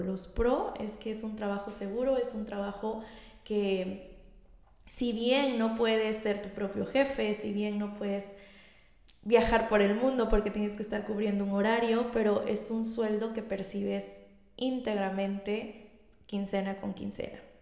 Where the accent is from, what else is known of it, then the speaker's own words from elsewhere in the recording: Tlalixcoyan, Veracruz, Mexico; soy originaria de un municipio de aquí de Veracruz. Soy de Tlalixcoyan, eh, mi hermoso Tlalixcoyan